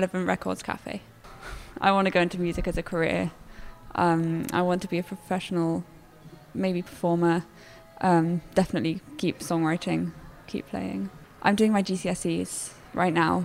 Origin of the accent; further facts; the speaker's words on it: Cambridge, East of England, United Kingdom; I'm from Cambridge. I grew up in Cambridge, lived here.